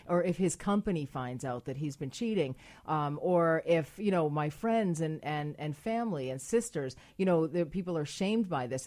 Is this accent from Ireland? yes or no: yes; Ireland; I'm Irish